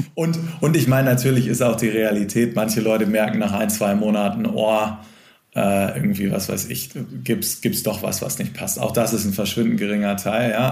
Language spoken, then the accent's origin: German; Cuxhaven, Lower Saxony, Germany; now in Hamburg, Germany; aus meiner Heimatstadt, aus Cuxhaven